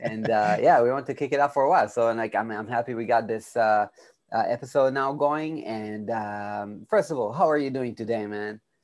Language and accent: English; Israel; I'm from Israel